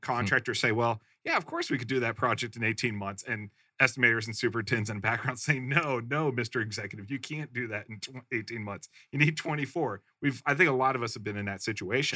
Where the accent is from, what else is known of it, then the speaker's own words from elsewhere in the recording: Midwest, United States; I grew up in the Midwest